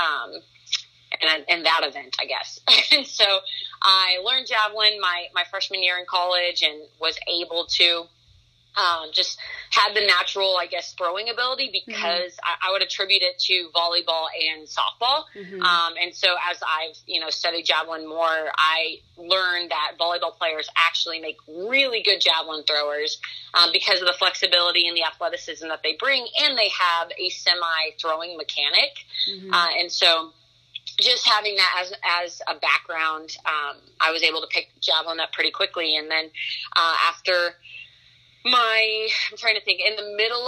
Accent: Nebraska, United States; I grew up in Nebraska

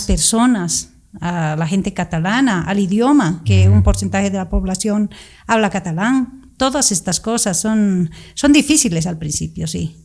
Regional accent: Sucre, Chuquisaca, Bolivia; moved away as an adult; also born or lived in La Paz, Bolivia; now in Barcelona, Spain; soy boliviana, crecí en Sucre desde los primeros años de mi vida

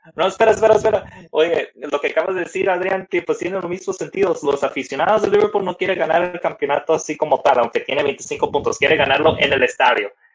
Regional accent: Mexico; nosotros como mexicanos

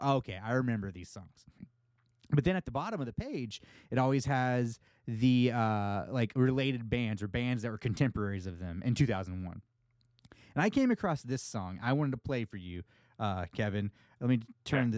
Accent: United States; accent: American; my my american accent

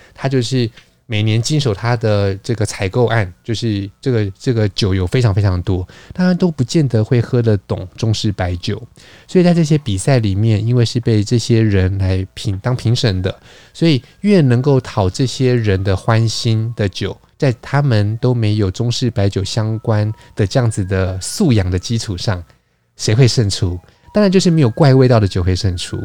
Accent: Taiwan

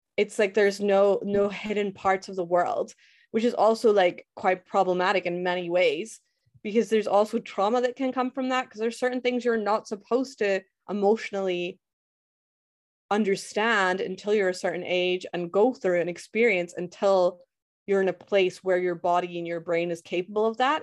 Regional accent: Scotland, United Kingdom; I'm from Scotland, born and raised

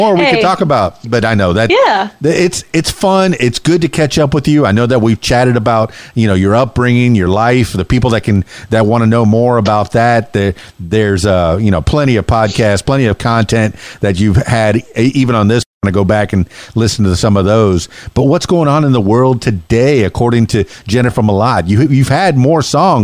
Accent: Florida Keys, United States; also born or lived in Indiana / Miami; now in Arkansas, United States; this Miami boy. I'm from the Florida Keys

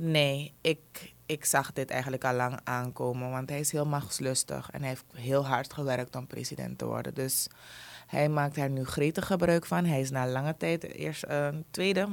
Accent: Suriname; als Surinamer

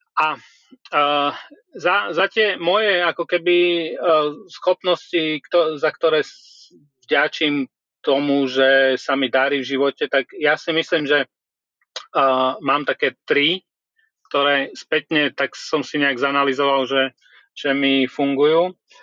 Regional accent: Trebišov, Košice Region, Slovakia; also born or lived in Budapest, Hungary; now in Prague, Czech Republic; Ja som sa narodil v Trebišove

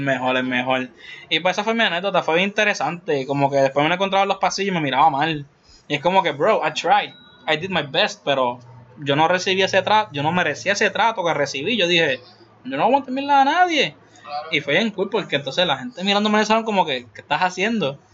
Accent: Puerto Rico; como boricua al fin

